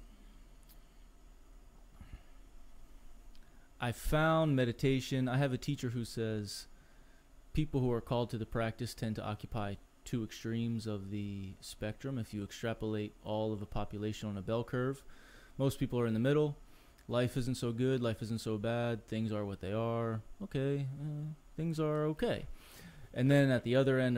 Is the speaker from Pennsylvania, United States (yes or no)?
yes; Philadelphia, Pennsylvania, United States; moved away as an adult; also born or lived in Los Angeles; I grew up in Philly, in the suburbs outside of the city, blue-collar neighborhood.